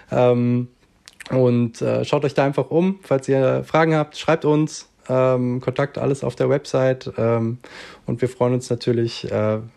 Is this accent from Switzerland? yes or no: yes; Switzerland; Bei uns in der Schweiz ist es ja so, dass jetzt kürzlich tatsächlich die ersten Schritte zu äh, Freizeitcannabis eben auch noch äh, ähm, gemacht wurden.